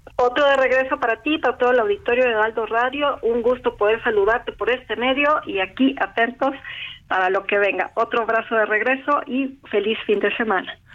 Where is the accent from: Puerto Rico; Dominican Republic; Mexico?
Mexico; nosotros como mexicanos